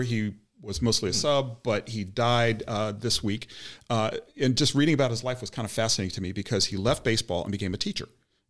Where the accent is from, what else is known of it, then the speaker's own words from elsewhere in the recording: United States; I grew up in Air Force Base, so I just anything about aviation, space, and aeronautics is just my thing.